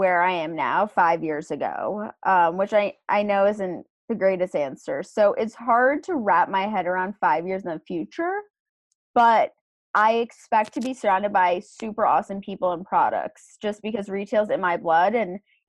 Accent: New York City, New York, United States; also born or lived in Boston; my hometown being New York City

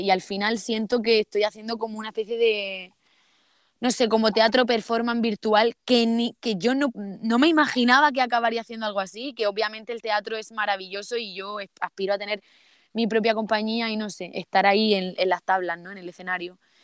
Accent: Almería, Andalusia, Spain; accent: Andalusian; also born or lived in Seville; yo soy de Almería, pero lo estudié en Sevilla

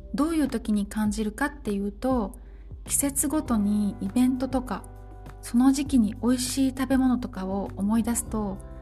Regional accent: Japan; moved away as an adult; now in France; 私と同じように日本人でフランスに長く住んでいる

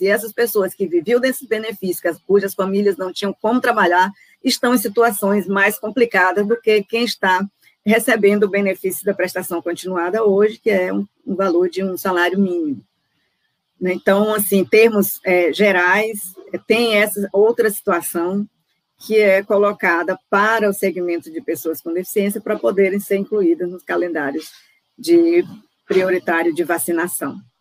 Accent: Brazil

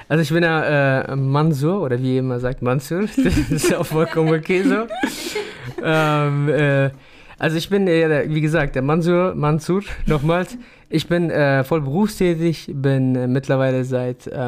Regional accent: Afghanistan; ich habe den deutschen Pass und trotzdem bin ich irgendwo immer noch Afghane.

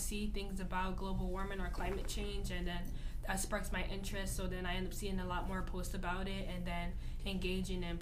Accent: Newark, New Jersey, United States; I'm from Newark, New Jersey.

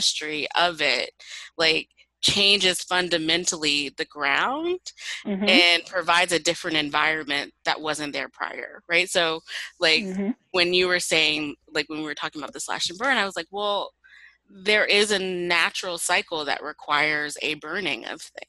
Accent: Columbia, South Carolina, United States; moved away; moving back to my hometown of Columbia, mm-hmm. South Carolina

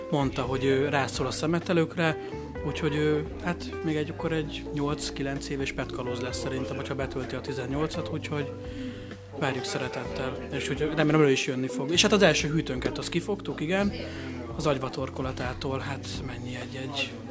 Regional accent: Jászberény, Jász-Nagykun-Szolnok, Hungary; Hát az agyba az én is kötődöm, mert részben én onnan származom, úgyhogy én nyaranta többször fürödtem benne egy jászberény jásztalák környékén

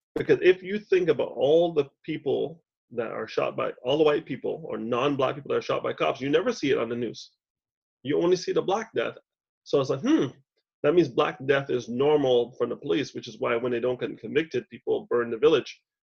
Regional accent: Montreal, Quebec, Canada; moved away; also born or lived in Toronto; She doesn't know I grew up three kilometers west of where she is right now

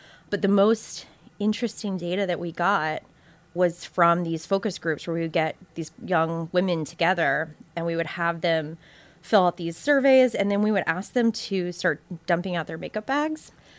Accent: Southeast, United States; now in New York, United States; So I am from the South and sort of between Savannah, Georgia and South Florida. So I have this kind of weird mishmash of upbringing, like just Southeast upbringing.

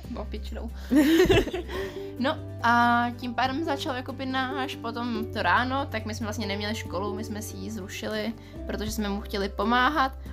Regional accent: Czechia; my jsme jako teda z Česka

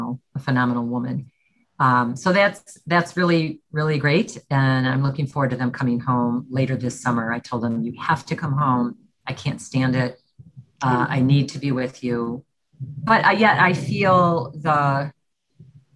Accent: Park Ridge, Illinois, United States; I was born and raised in Park Ridge, Illinois, which is a northwest suburb about 30 minutes from the city of Chicago

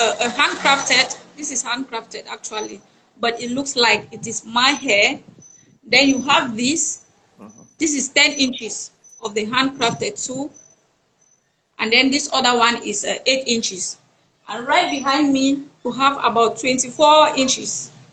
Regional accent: Bafut, Northwest Region, Cameroon; now in Douala, Cameroon; from Northwest region, precisely from Bafut.

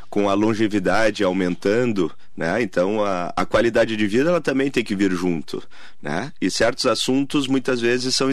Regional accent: Rio Grande do Sul, Brazil; now in Mogi das Cruzes, Brazil; É, mas já resido em São Paulo já há bastante tempo, em Mogi há 12 anos.

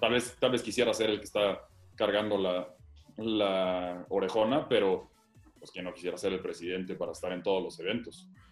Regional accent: Querétaro, Mexico; Yo soy queretano

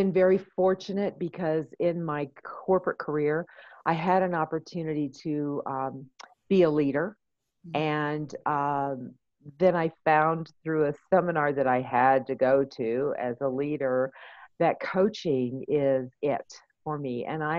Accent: California, United States; now in Colorado Springs, United States; I'm a transplant from California, so I lived there for many years.

